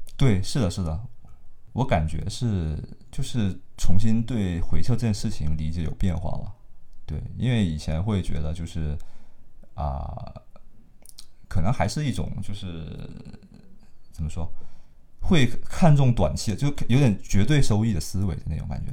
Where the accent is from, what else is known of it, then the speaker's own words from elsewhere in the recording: Hainan, China; 我是海南人，然后那生活都在这里